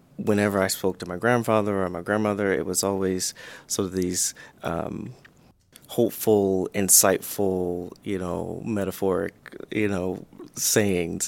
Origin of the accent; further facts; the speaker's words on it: the South, United States; growing up in the South